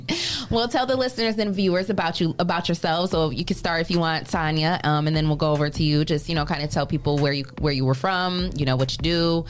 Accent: Adrian, Michigan, United States; I was born in Adrian, Michigan.

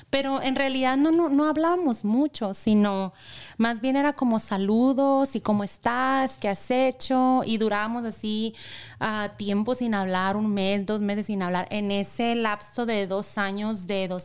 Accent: Imuri, Sonora, Mexico; para mi pueblo. De donde es ella.

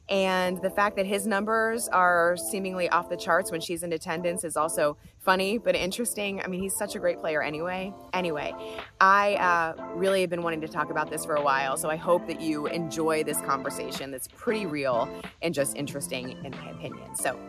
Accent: Virginia, United States; I'm from Virginia

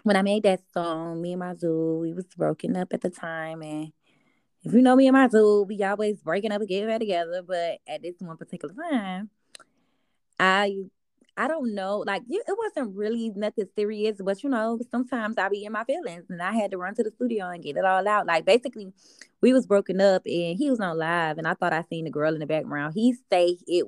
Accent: Miami, Florida, United States; also born or lived in Carol City / Liberty City / Miramar / Broward County; I done lived all over Miami.

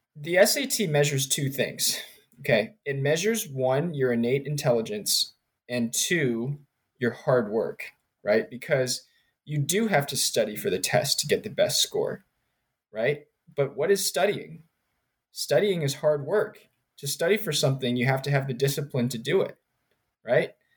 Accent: United States; also born or lived in Richmond, Virginia / Princeton, New Jersey / Maryland / North Carolina; So I grew up in Richmond, Virginia, and Princeton, New Jersey. Um, I was born in Maryland

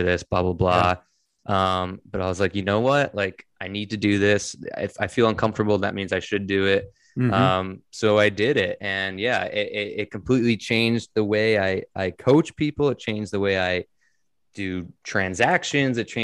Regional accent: Connecticut, United States; I'm from Connecticut

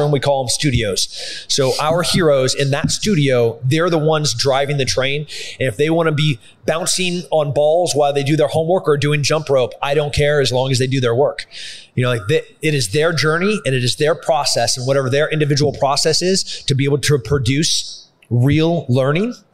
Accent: Texas, United States; so as a Texan, you know, as as a Green Beret, as a fighter

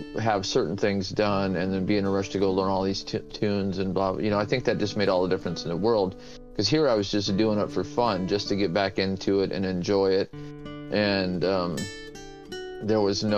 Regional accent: Anchorage, Alaska, United States; I grew up in Anchorage, Alaska

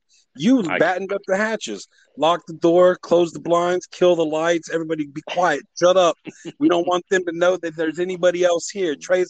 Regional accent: Joplin, Missouri, United States; I was born in Joplin, Missouri. I lived in Missouri.

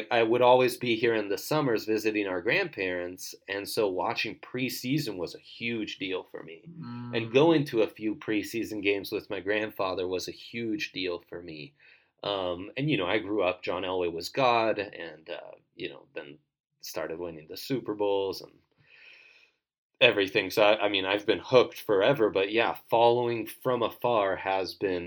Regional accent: Italy; moved away; I grew up in Italy

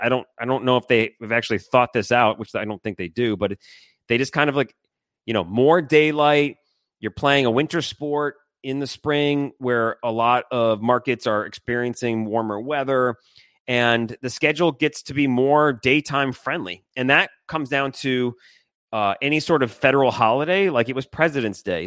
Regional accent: Michigan, United States; I grew up in Michigan

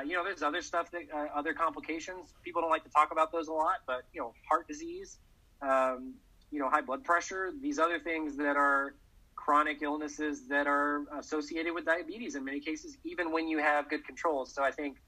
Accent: Texas, United States; I'm from Texas

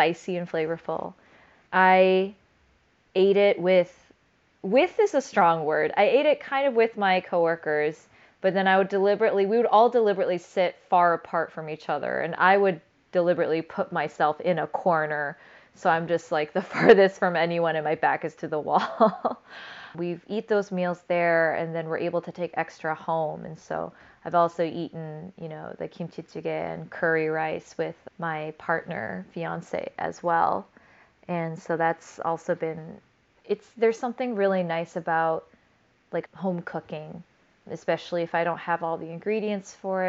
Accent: United States; I'm Korean American

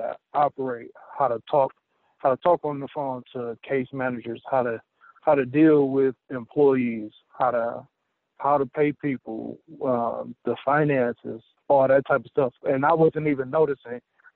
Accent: Southfield, Michigan, United States; also born or lived in Detroit; I was born in Detroit and raised in Southfield, Michigan

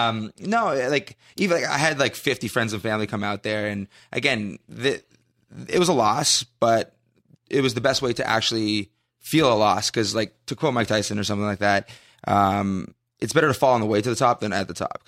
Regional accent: Canada; I'm Canadian. Just to put it out there, I'm Canadian.

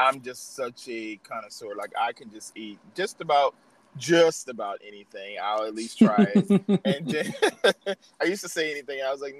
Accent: New Orleans, Louisiana, United States; moved away; I'm from New Orleans originally.

